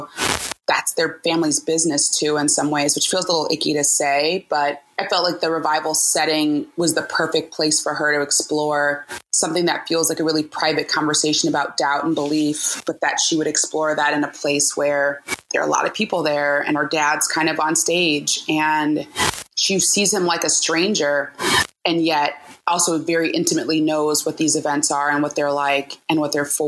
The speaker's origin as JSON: {"language": "English", "town": "Cleveland", "region": "Ohio", "country": "United States", "moved": "yes", "lives_now": "Oakland, United States", "said": "I'm originally from Cleveland, Ohio, and I currently live in Oakland, California"}